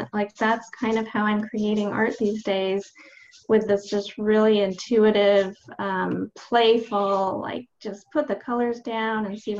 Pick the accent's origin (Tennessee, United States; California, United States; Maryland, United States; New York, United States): California, United States; Los Angeles; Yeah, well, I was born in LA in Southern California in the Valley